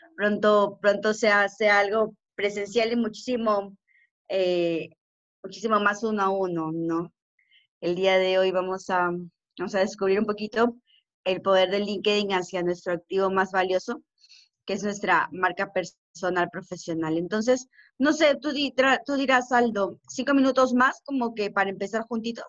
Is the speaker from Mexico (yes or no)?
no; Peru; somos los únicos peruanos, en este modelo de negocio